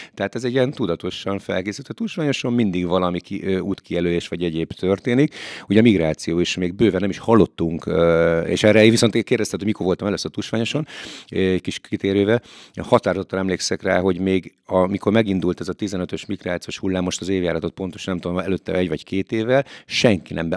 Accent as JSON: {"language": "Hungarian", "country": "Hungary", "tie": "born or raised there", "said": "mikor költöztem ki Magyarba"}